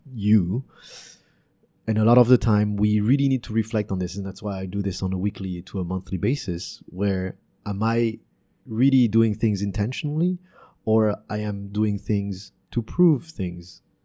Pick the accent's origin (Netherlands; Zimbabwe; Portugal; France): France; also born or lived in Canada; now in Vietnam; growing up in France and Canada